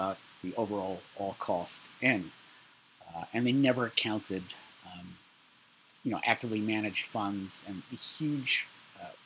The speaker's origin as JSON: {"language": "English", "town": "New York City", "region": "New York", "country": "United States", "said": "I'm from Brooklyn"}